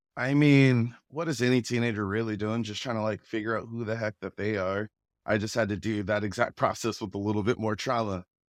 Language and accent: English; Federal Way, Washington, United States; accent: Federal Way; I grew up in Federal Way, went to Federal Way High School